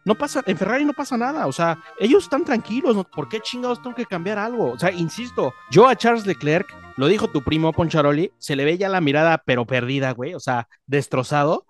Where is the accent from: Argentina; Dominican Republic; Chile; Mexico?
Mexico